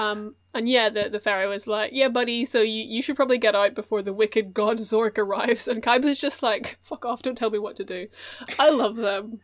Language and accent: English; Chicago, Illinois, United States; I am in the Chicago Firefighters because we are from Chicago.